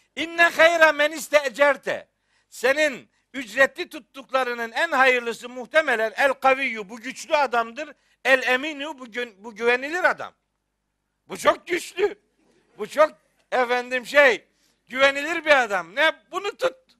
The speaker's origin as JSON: {"language": "Turkish", "area": "Trabzon / Rize", "region": "Eastern Black Sea", "country": "Turkey", "said": "bizim Trabzon'da. Bizim oralarda, Rize'de yani."}